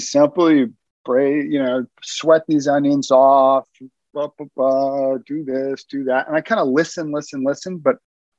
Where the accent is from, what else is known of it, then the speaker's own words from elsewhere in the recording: New York City, New York, United States; I grew up in Brooklyn, New York